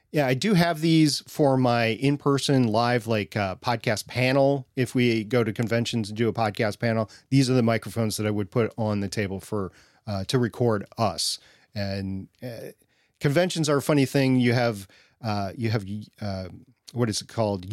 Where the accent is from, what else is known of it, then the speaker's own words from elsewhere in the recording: Minnesota, United States; growing up in Minnesota